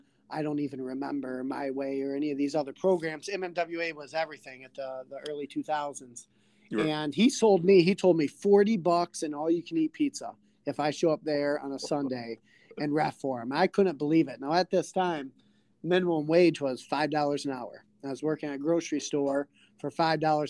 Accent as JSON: {"language": "English", "town": "Mayville", "country": "United States", "said": "I graduated from Mayville"}